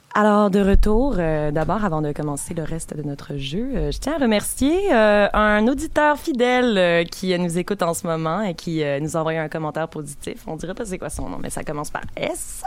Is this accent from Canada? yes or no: yes; Saint-Lambert, Quebec, Canada; Je viens de Saint-Lambert